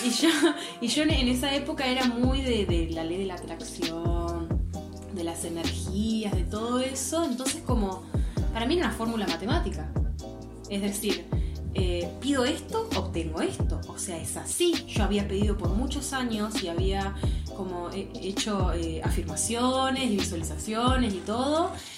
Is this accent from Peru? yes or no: no; General Roca, Río Negro, Argentina; moved away as an adult; also born or lived in Germany; yo soy de Río Negro, de la Patagonia Argentina. Eh, nací en una ciudad llamada General Roca.